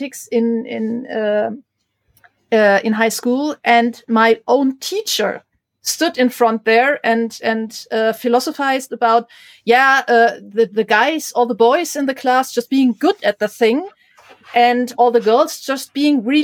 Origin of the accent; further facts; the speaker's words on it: Germany; growing up in Germany in the 80s as a girl who was into STEM stuff